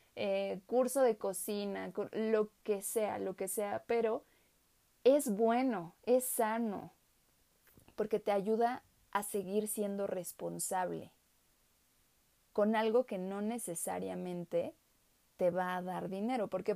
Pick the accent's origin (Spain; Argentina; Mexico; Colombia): Mexico; soy pues mexicana, obviamente